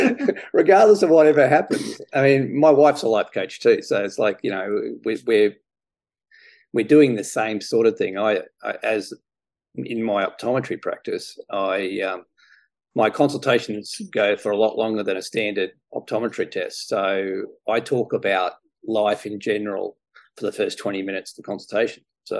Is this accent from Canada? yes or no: no; Australia; My parents weren't that pushy. I mean, you know, I lived 500 meters from a golf course.